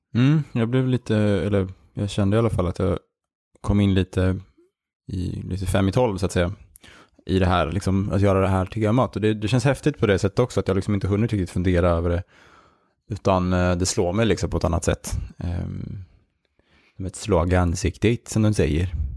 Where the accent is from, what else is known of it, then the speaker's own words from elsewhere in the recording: Järna, Stockholm County, Sweden; moved away as an adult; now in Malmö, Sweden; Vi växte upp i Järna, eh, utanför Stockholm